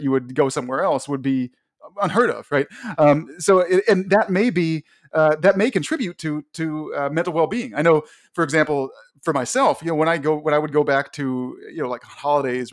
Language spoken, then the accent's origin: English; Washington, District of Columbia, United States; now in Connecticut, United States; I grew up in Washington, D.C. I'm now in Connecticut